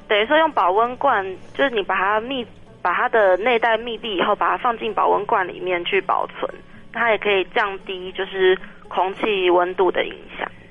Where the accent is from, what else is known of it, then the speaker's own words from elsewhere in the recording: Taiwan; 我们台湾人